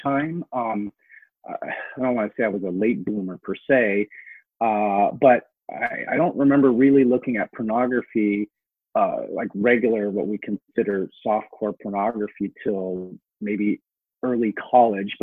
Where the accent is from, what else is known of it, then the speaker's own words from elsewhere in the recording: Seattle, Washington, United States; also born or lived in Hong Kong; Our parents moved us to a very urban area of South Seattle